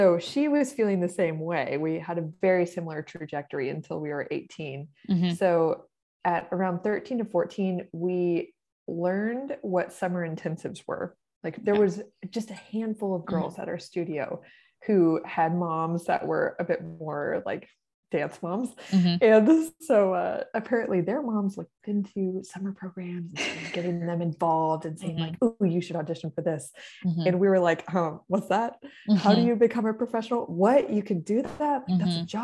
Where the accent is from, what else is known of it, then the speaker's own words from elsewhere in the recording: Corpus Christi, Texas, United States; I grew up in Corpus Christi, Texas